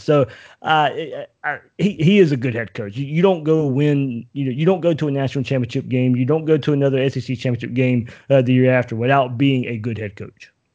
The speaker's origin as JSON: {"language": "English", "region": "Southeast Georgia", "country": "United States", "tie": "born or raised there", "moved": "as an adult", "lives_now": "Jacksonville, United States", "said": "I was born in Jacksonville, raised in Southeast Georgia"}